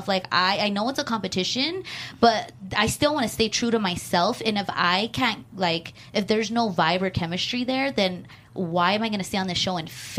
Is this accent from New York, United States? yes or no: no; Los Angeles, California, United States; LA girls are more, we dress up